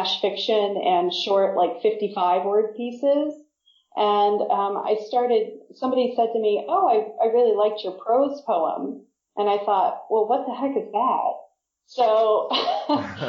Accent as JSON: {"language": "English", "town": "Independence", "region": "Missouri", "country": "United States", "also_born_or_lived": "New York / New Jersey", "moved": "yes", "lives_now": "Wales, United Kingdom", "said": "I'm from Missouri, from a town called Independence."}